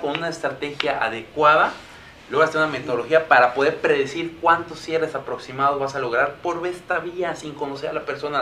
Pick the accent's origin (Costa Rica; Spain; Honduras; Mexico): Mexico